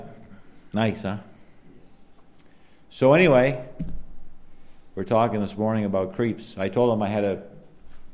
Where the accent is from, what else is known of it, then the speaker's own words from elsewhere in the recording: Allagash, Maine, United States; I was the only one from Allegash